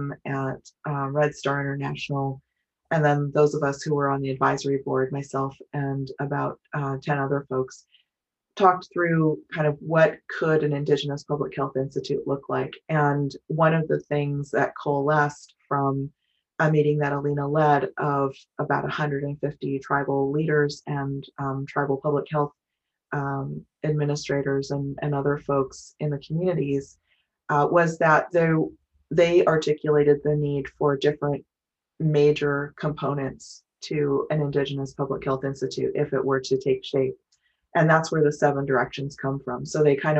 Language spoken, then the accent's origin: English; Fort Berthold Indian Reservation, North Dakota, United States; moved away; I'm originally from the Fort Berthold Indian Reservation in North Dakota.